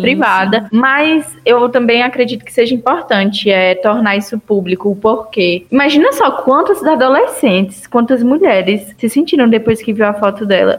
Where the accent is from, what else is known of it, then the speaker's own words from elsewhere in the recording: Ceará, Brazil; now in Vale do São Francisco, Brazil; no Ceará mesmo, eu não consigo enxergar isso, que é de onde eu sou